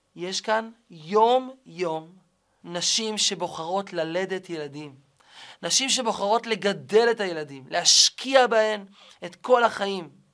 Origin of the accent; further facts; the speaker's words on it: Kiryat Malakhi, Southern District, Israel; גדלתי בשכונה קטנה, שכונה קסומה, נחלת הר חב"ד, בקריית מלאכי